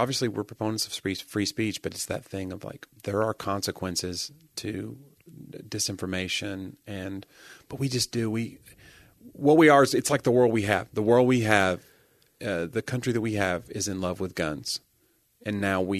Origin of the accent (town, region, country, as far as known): United States